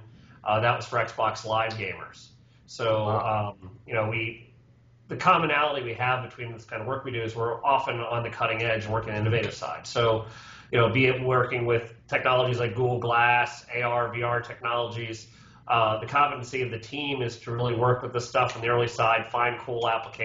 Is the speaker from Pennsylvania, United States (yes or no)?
yes; Doylestown, Pennsylvania, United States; up here. And for me, living in town, it was a great convenience to be able to say, having a close place to work.